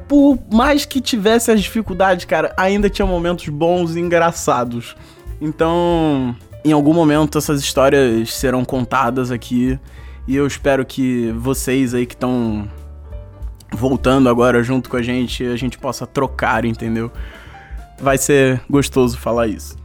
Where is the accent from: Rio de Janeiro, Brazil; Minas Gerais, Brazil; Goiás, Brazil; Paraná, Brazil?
Rio de Janeiro, Brazil; accent: carioca; a nossa dicção aqui, porque a gente é carioca